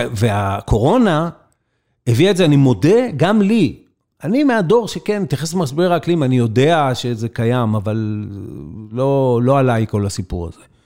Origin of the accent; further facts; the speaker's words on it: Israel; המקום הזה, שנולדתי בו, גדלתי בו, לחמתי עבורו